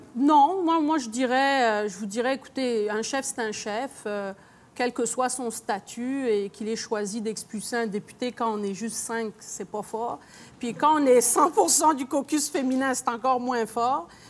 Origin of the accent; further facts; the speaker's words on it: Quebec, Canada; Je suis québécoise, fière de l'être